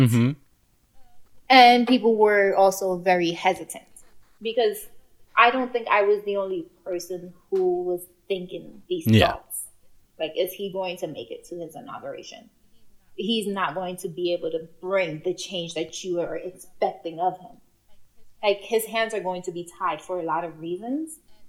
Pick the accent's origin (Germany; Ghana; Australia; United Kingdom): Ghana; In case I need to travel out of this country, I'm Ghanaian.